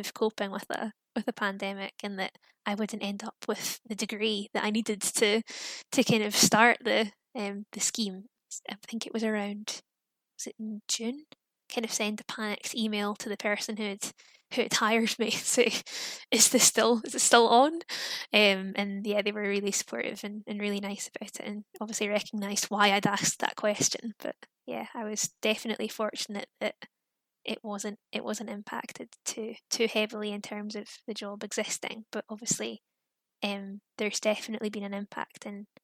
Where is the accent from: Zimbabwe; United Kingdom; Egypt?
United Kingdom; Fife, Scotland; moved away as an adult; now in Manchester, United Kingdom; I'm from Fife, so not too far from Edinburgh